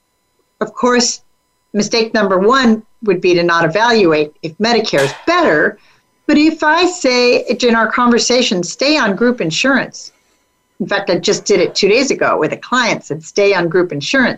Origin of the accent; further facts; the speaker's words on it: California, United States; I'm from California